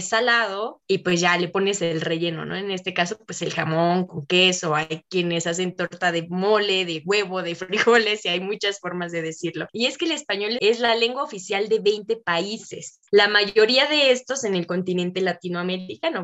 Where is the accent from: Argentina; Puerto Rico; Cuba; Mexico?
Mexico; yo no comprendía estando en Ecuador siendo una mexicana